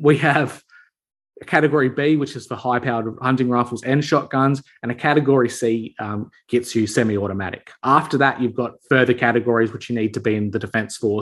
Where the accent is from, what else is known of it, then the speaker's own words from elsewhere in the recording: Australia; as an Aussie